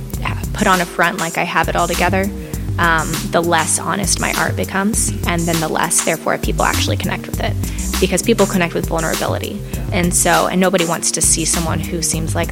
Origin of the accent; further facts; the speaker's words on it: Houston, Texas, United States; moved away as an adult; now in Los Angeles, United States; I was born in Texas, actually, Houston, and was raised in a Christian home out there, grew up a Christian